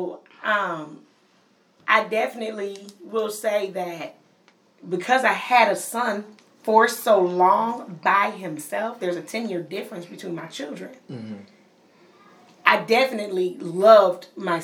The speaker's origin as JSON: {"language": "English", "region": "Pennsylvania", "country": "United States", "moved": "yes", "said": "I'm from Pennsylvania"}